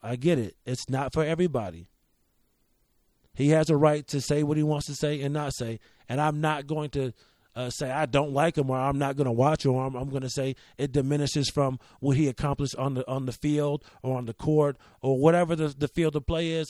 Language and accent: English; Rochester, New York, United States; as a kid in Rochester